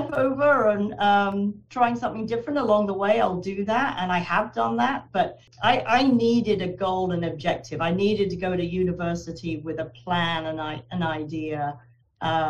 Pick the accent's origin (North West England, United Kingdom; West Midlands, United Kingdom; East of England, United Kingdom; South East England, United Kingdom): South East England, United Kingdom; Guildford; moved away as an adult; also born or lived in London, United Kingdom / Wallingford, Connecticut, United States; now in Vermont, United States; I was born and raised in England